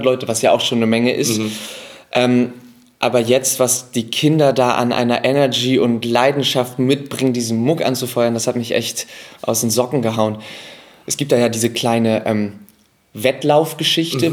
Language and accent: German; Hamburg, Germany; ich bin ja Hamburger